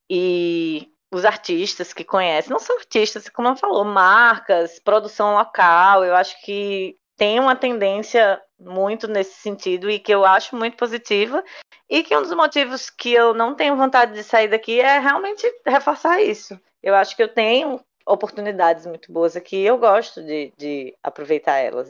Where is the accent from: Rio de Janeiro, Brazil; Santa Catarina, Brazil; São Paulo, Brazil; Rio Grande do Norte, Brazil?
Rio Grande do Norte, Brazil; Natal; sou de Natal